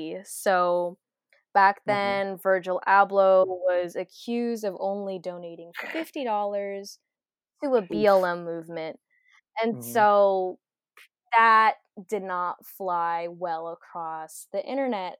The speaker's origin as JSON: {"language": "English", "country": "United States", "accent": "American", "said": "my American ass accent"}